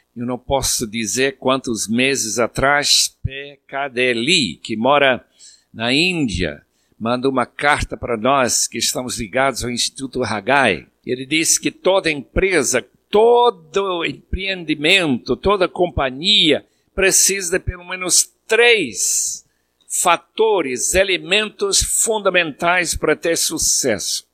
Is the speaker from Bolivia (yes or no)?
yes; Bolivia; moved away; quando eu era pequeno lá na Bolívia